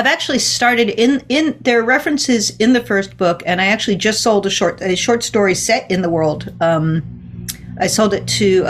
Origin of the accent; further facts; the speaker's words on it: East Coast, United States; I grew up on the East Coast. I've been to Long Island.